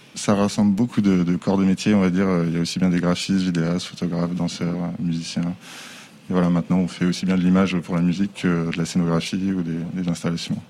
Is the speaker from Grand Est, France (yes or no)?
no; Angers, Pays de la Loire, France; now in Les Sables-d'Olonne, France; Je suis né à Angers